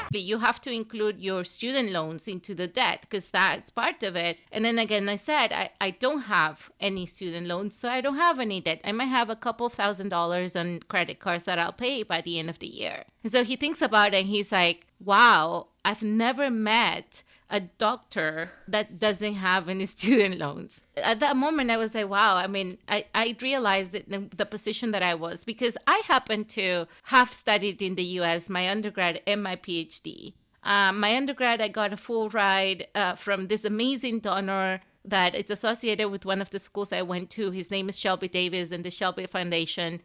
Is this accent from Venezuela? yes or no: yes; Venezuela; moved away as an adult; also born or lived in Southern Africa; now in United States; I grew up in Venezuela, and I was, I lived there until I was eighteen